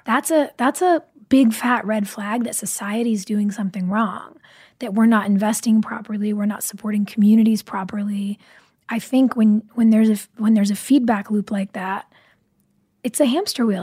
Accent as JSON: {"language": "English", "town": "Burbank", "region": "California", "country": "United States", "tie": "born or raised there", "said": "I grew up riding horses in Burbank"}